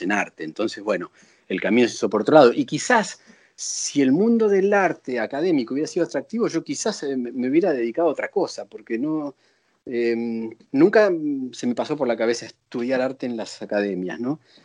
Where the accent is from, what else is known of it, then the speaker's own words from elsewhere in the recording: Buenos Aires, Argentina; moved away as an adult; now in Paris, France; nací en Buenos Aires. En, Capital. En, Capital, sí, en 1964. Y crecí en Buenos Aires y viví en Buenos Aires hasta que vine a París